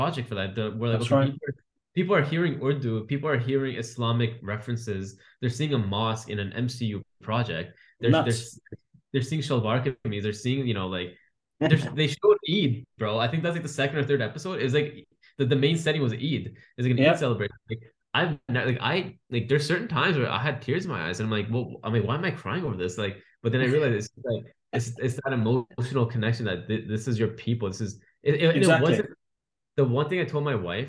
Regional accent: Canada; I was born and raised in Canada

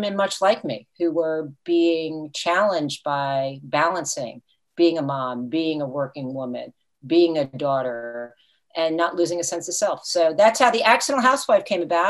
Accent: Fort Lee, New Jersey, United States; moved away as an adult; also born or lived in Franklin Lakes, New Jersey; now in St. Petersburg, United States; I grew up in Fort Lee, New Jersey

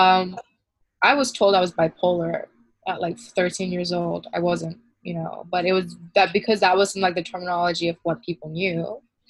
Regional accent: Malaysia; growing up in Malaysia

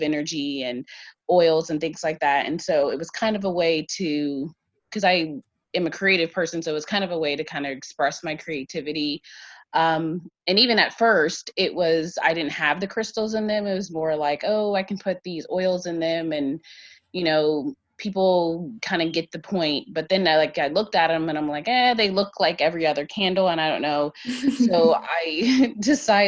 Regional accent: Ohio, United States; I'm from Ohio

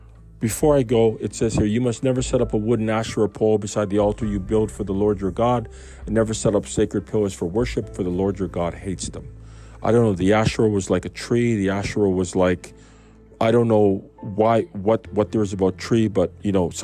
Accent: Canada; I'm a Canadian.

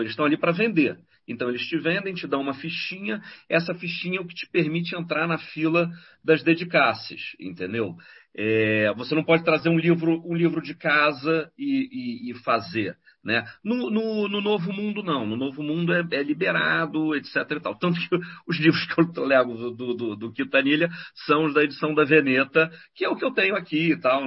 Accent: Brazil; now in Europe; eu sou do Brasil

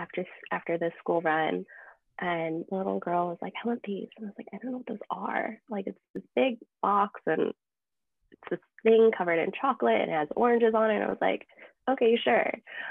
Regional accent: United States; I'm also an American

